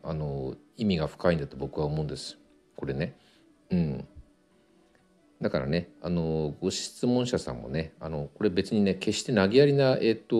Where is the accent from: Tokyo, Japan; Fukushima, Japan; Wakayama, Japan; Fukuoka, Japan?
Tokyo, Japan; 東京の下町で生まれて育ってるんで結構汚い言葉を使う